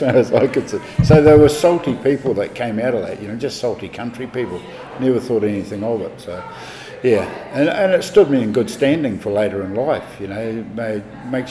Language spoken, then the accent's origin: English; Methven, Canterbury, New Zealand; I was born in mid-Canterbury, close to the Southern Alps, Methven